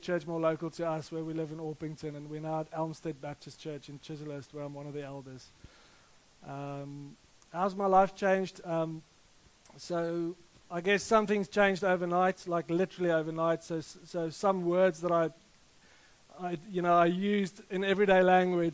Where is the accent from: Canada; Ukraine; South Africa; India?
South Africa; Rustenburg, North West; moved away; I grew up in South Africa in a little town called Rustenburg, which is close to Johannesburg in the north. And like any self-respecting Afrikaner